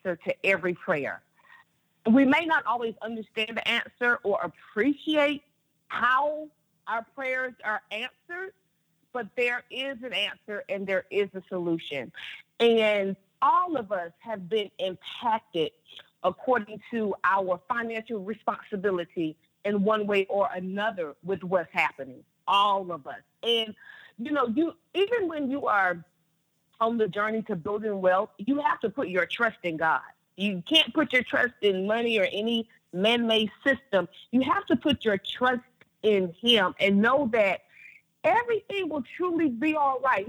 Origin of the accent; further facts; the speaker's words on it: North Carolina, United States; I grew up, I'm from North Carolina